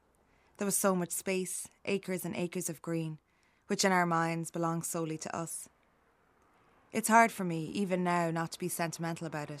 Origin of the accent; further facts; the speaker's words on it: Kinnegad, Westmeath, Ireland; also born or lived in Mullingar; growing up in Westmeath.